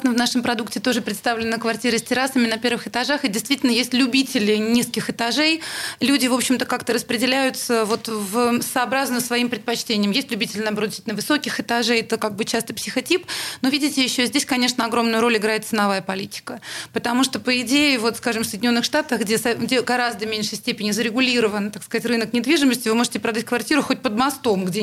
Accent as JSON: {"language": "Russian", "region": "Saint Petersburg", "country": "Russia", "said": "Но, понимаете, мы из Питера."}